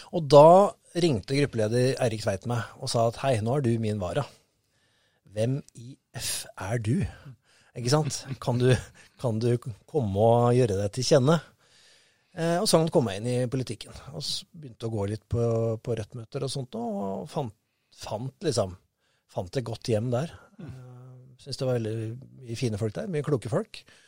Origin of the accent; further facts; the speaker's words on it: Moss, Østfold, Norway; jeg er mossing